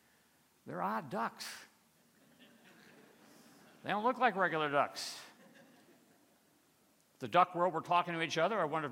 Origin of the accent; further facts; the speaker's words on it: Michigan, United States; Tom Ellerby, that's the name I'm giving him, was an elder in the church where I grew up outside of Detroit.